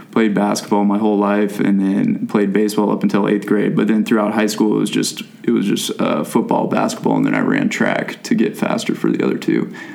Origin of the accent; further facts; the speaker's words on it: Gig Harbor, Washington, United States; moved away as an adult; also born or lived in San Francisco area, California / Sun Valley, Idaho; now in Texas, United States; my family packed up and moved to Gig Harbor, Washington, a little town south of Seattle, about 40 miles. So lived there from fourth grade on through high school.